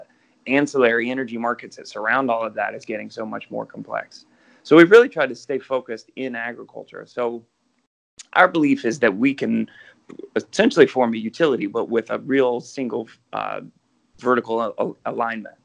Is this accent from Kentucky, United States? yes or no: yes; Kentucky, United States; moved away as an adult; also born or lived in Georgia; now in Bay Area, United States; I'm from Kentucky